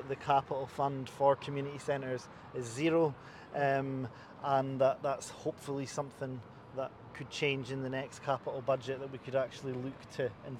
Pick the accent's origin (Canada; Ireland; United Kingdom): United Kingdom; Inverness, Scotland; now in Edinburgh, United Kingdom; I'm from Inverness. I've been in Edinburgh for just over 20 years.